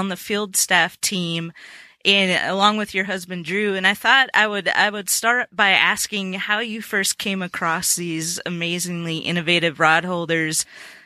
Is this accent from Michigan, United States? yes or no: no; Minnesota, United States; now in Middle Tennessee, United States; I'm originally from Minnesota and grew up fishing for walleye